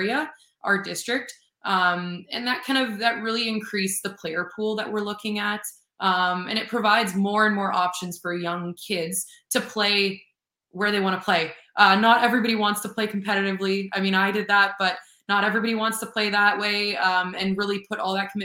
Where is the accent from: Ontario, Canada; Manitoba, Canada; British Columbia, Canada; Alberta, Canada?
Manitoba, Canada; Winnipeg; also born or lived in Vancouver; originally from Winnipeg